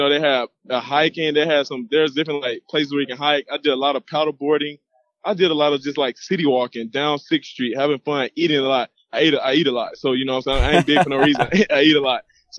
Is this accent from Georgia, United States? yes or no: yes; Georgia, United States; And I have a lot of cousins, family all in Georgia. We're from Georgia, so it worked out perfect. I still got family here.